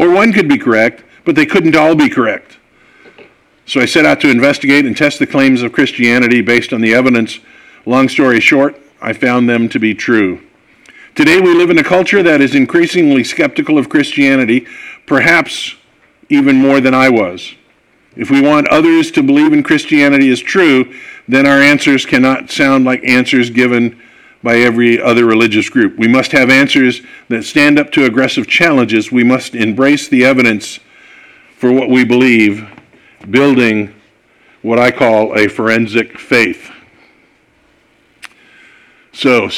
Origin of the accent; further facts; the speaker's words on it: California, United States; I'm a Californian. I was born and raised here.